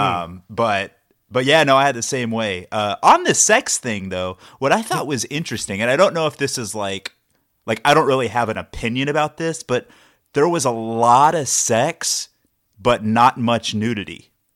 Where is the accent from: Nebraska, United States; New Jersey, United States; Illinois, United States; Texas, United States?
Texas, United States; accent: Texas; I'm from Texas